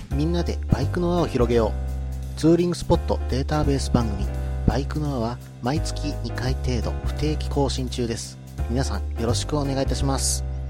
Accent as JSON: {"language": "Japanese", "region": "Kansai", "country": "Japan", "said": "食べる関西人なんで"}